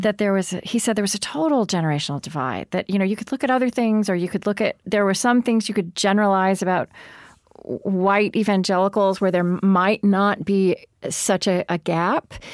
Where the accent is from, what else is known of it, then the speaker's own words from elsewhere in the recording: Oklahoma, United States; I grew up in Oklahoma